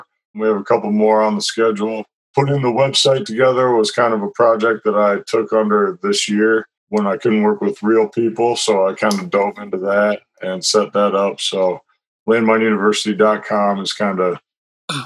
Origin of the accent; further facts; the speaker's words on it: Iowa City, Iowa, United States; moved away as an adult; now in San Diego, United States; I'm from Iowa City, Iowa, where I grew up.